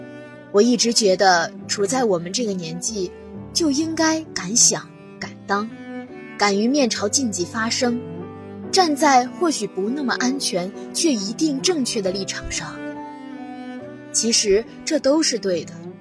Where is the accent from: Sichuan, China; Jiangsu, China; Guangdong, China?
Guangdong, China; Guangzhou; moved away as an adult; now in Nanjing, China; 来自广东广州。我在南京大学，距离我的家乡一千三百六十七公里。